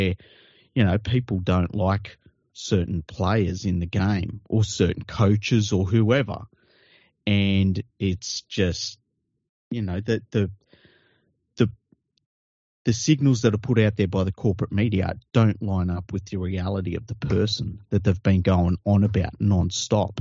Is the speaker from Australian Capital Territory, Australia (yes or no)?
no; Sydney, New South Wales, Australia; I grew up in Tregear